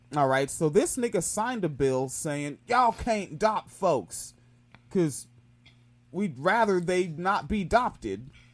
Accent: Washington, United States; I grew up in Washington State

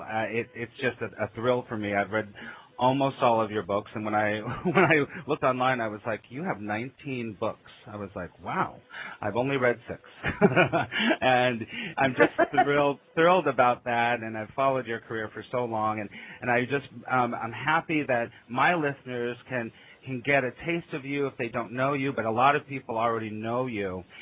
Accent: California, United States; I'm in California right now, and I grew up in California

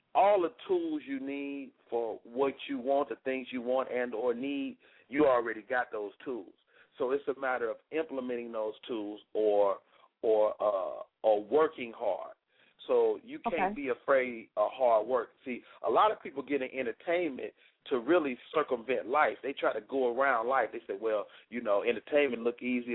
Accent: Chicago, Illinois, United States; moved away; I'm from Chicago, but I didn't start my comedy career till I moved out of Chicago

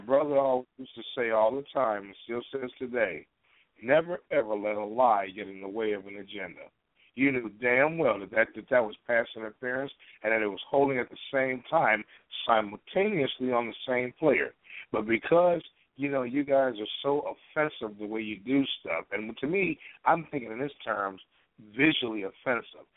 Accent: Chicago, Illinois, United States; now in Portland, United States; my hometown versus my current living city

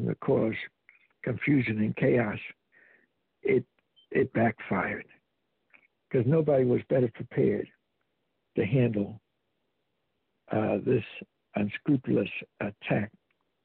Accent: Newark, New Jersey, United States; the buddies I grew up with in Newark, New Jersey

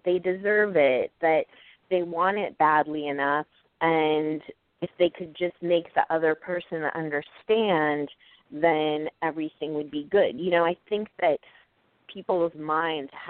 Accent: Portland, Oregon, United States; moved away as an adult; now in New York, United States; I came to college here in New York, but I'm from Oregon. And so I went back to Portland

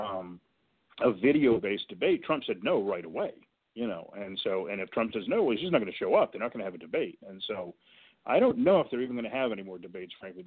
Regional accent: Boston, Massachusetts, United States; now in Washington, D.C., United States; I grew up in Boston, very close to the North End.

